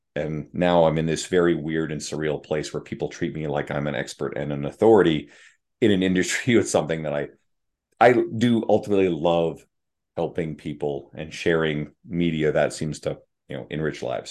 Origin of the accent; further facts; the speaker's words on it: St. John's, Newfoundland and Labrador, Canada; moved away as an adult; now in Edmonton, Canada; moving across the country to live in Edmonton, Alberta, where I grew up in St. John's, Newfoundland, on the east coast of Canada